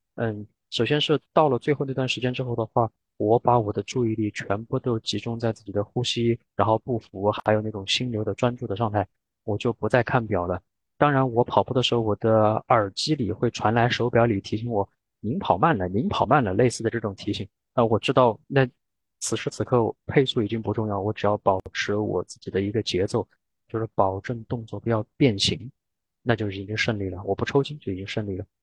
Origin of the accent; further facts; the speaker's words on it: Sichuan, China; now in Norway; 我本来是个四川人，所以我很喜欢吃那些辣的